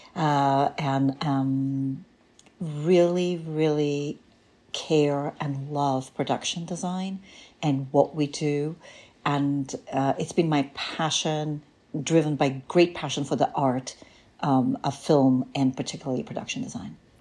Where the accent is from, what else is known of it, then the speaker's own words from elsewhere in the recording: Bulgaria; also born or lived in Greece; now in New York, United States; I am from Bulgaria originally, and um, I'm a political refugee actually, and which means that in 1979, my parents and I uh, illegally crossed the Greek border